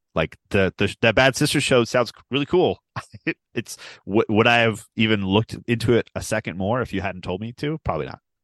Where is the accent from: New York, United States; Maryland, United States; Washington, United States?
Maryland, United States; Baltimore; I am from Baltimore